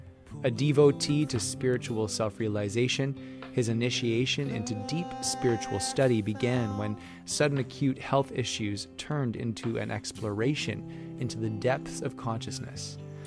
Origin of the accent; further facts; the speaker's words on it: New South Wales, Australia; I'm actually from New South Wales. I'm a private school boy.